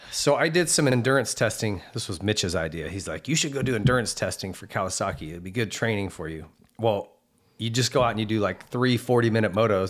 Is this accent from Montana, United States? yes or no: yes; Montana, United States; I grew up racing in Montana